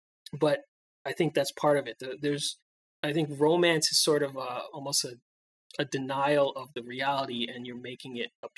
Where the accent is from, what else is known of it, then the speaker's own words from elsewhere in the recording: United States; we as Americans